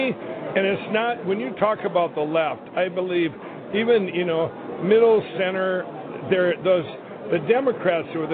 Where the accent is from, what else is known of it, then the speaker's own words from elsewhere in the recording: Minnesota, United States; my home state of Minnesota